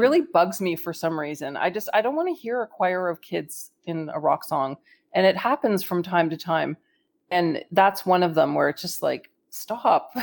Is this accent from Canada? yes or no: yes; Canada; I'm Canadian